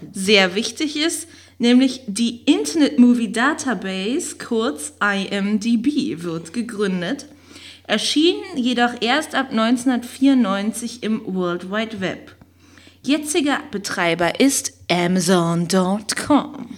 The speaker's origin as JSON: {"language": "German", "region": "East Germany", "country": "Germany", "also_born_or_lived": "West Berlin", "lives_now": "Berlin, Germany", "said": "bin ich ja aus dem Osten"}